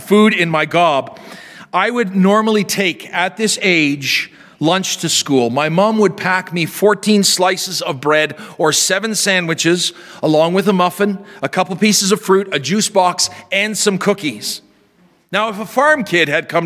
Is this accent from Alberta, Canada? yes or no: no; near the Sakimay Indian Reserve, Saskatchewan, Canada; we were invited out to the Sacamay Indian Reserve near my hometown